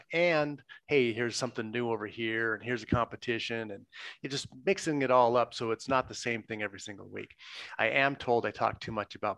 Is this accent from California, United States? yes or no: yes; Southern California, United States; I grew up in Southern California